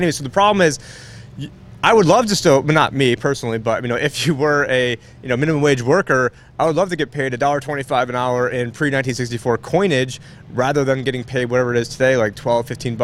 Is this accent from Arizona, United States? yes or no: yes; Phoenix, Arizona, United States; I'm from Phoenix